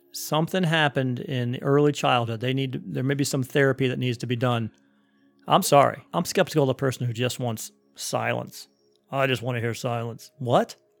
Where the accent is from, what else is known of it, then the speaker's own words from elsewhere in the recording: Cleveland, Ohio, United States; I was growing up in Cleveland, Ohio